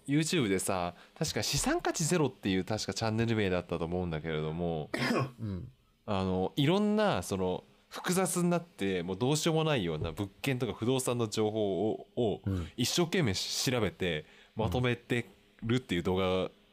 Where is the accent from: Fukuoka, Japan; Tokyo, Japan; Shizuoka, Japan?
Tokyo, Japan; Koenji; 高円寺という町はですねもともとそんなに大きい建物が建てられないんですけど、うん、私の実家のエリアはですね